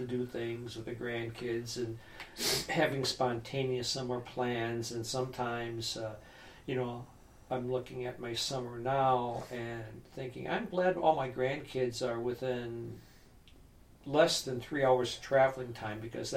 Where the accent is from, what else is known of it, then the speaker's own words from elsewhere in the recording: Wisconsin, United States; I'm from Wisconsin